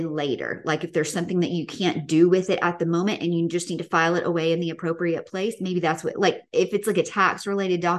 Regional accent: the South, United States; growing up in the South.

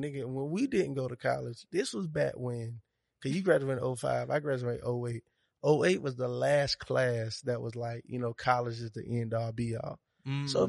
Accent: Monroe, Georgia, United States; accent: southern; also born or lived in Atlanta, Georgia; I'm from Monroe, Georgia, so I've been in Georgia.

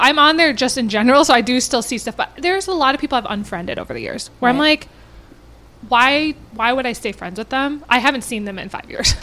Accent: Minnetonka, Minnesota, United States; I grew up in Minnetonka

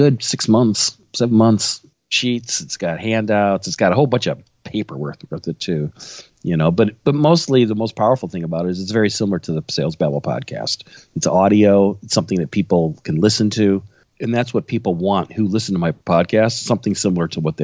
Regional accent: Illinois, United States; I'm born and raised in Illinois. haven't left

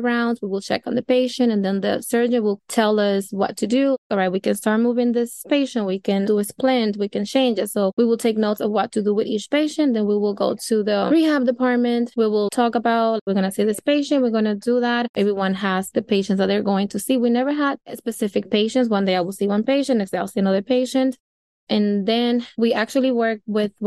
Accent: Dominican Republic; now in New York, United States; I am originally from the Dominican Republic, which is an island right next to Haiti

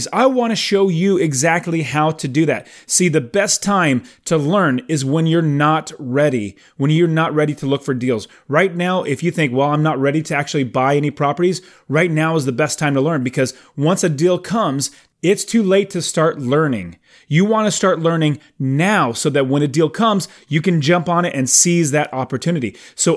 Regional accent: Phoenix, Arizona, United States; I'm from Phoenix, but I'm in South Carolina on a four-week fantastic trip with my family

